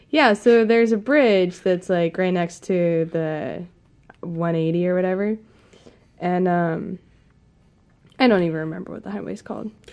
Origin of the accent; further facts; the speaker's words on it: Kentucky, United States; moved away; I grew up in Kentucky